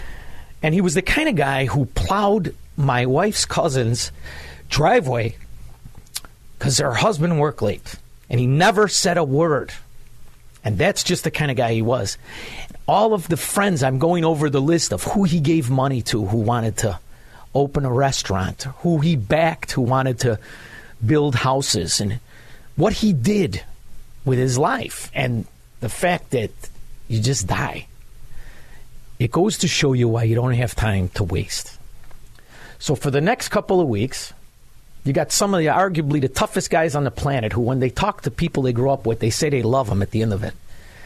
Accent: Melrose Park, Illinois, United States; everybody now knows that I'm from Melrose Park. Melrose Park, when I grew up there, was the best neighborhood in the world

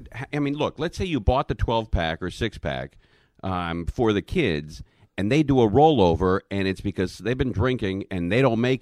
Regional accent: Los Angeles, California, United States; I grew up in the Valley. I grew up born in Cedars of Lebanon, which is now a Scientology building.

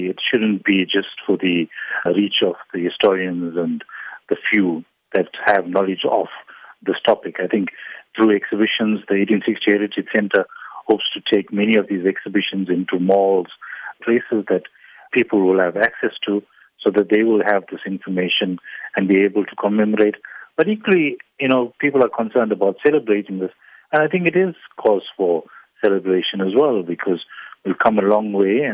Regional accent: South Africa; our common purpose as South Africans

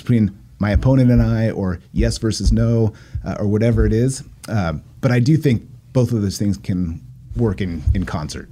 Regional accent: Poway, California, United States; also born or lived in Encinitas, California; I lived there as a little kid, and then we moved, and then I moved back

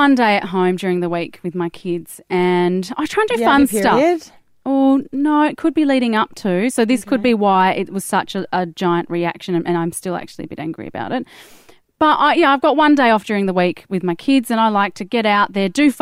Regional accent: Perth, Western Australia, Australia; now in Sydney, Australia; I'm from Perth and we live in Sydney

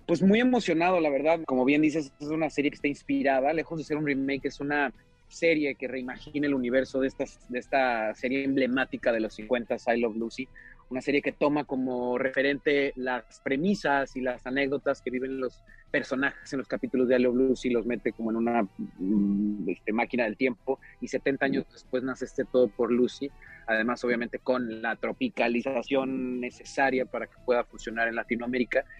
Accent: Mexico; moved away as an adult; now in Hollywood, United States; me enorgullece mucho justamente venir de donde vengo y que la escuela que tengo y las bases que tengo es, están eh, en México

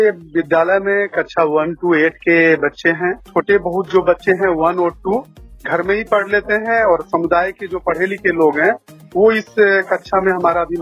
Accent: Dumka district, Jharkhand, India; हम उस जगह से आते हैं सर झारखंड के दुमका जिला के आदिवासी बहुल गाँव 80 परसेंट आदिवासी लोग यहाँ पर हैं और काफी गरीबी है

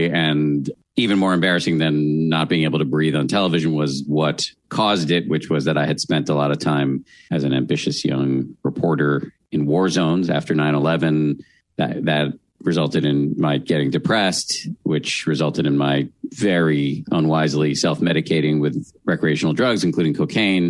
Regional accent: Massachusetts, United States; born or raised there

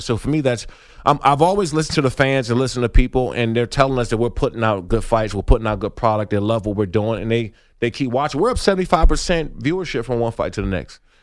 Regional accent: Maryland, United States; I'm from Maryland. You know, I grew up 20, 20 25 minutes from the school, um, and that's home.

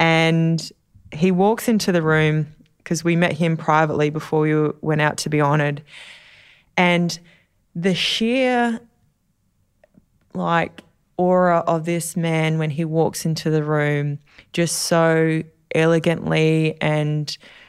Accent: Australia; hello, Mr. President … I'm from Australia.

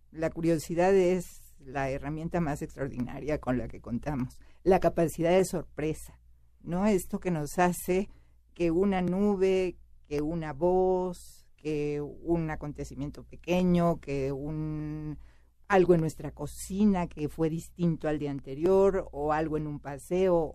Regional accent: Mexico

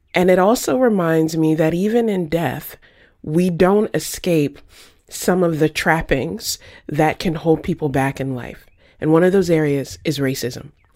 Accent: the South, United States; I grew up in the South.

